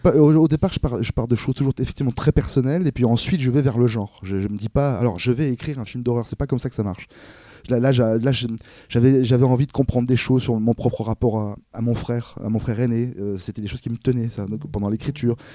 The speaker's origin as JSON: {"language": "French", "town": "Cannes", "region": "Provence-Alpes-Côte d'Azur", "country": "France", "tie": "born or raised there", "said": "je suis de Cannes"}